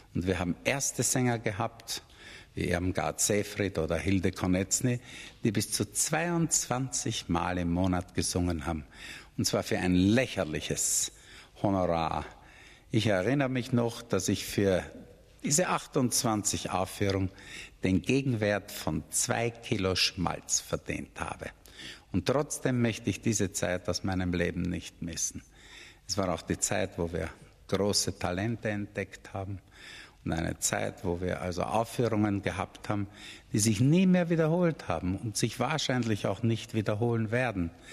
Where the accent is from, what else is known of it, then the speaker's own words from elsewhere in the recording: Austria; bei uns in Österreich